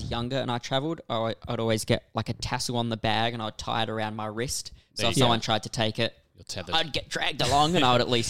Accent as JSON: {"language": "English", "country": "Australia", "moved": "yes", "lives_now": "Vancouver, Canada", "said": "I think in Australia we call it either"}